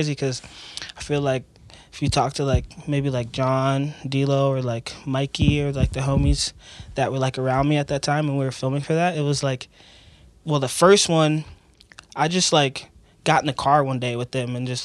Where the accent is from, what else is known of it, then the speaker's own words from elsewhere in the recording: Jupiter, Florida, United States; I grew up in Jupiter, Florida, a little small beach town off the east coast of Florida